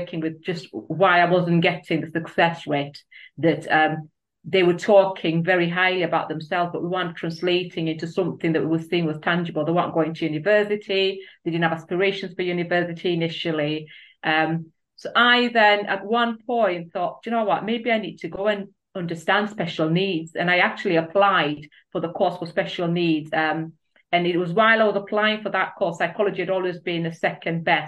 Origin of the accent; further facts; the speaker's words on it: Kenya; moved away as an adult; now in United Kingdom; I'm originally from Kenya